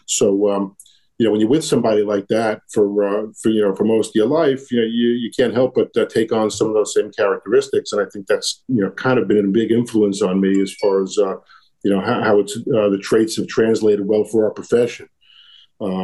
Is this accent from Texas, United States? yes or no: no; New York City, New York, United States; I grew up in Brooklyn